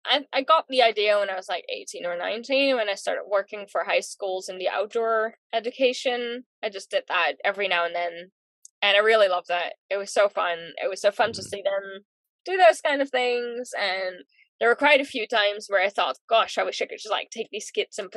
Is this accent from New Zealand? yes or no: yes; New Zealand; also born or lived in Netherlands; overall, I've lived in New Zealand longer than in the Netherlands now. I do regard New Zealand as home. I think mostly because that's where I've been living alone, grown up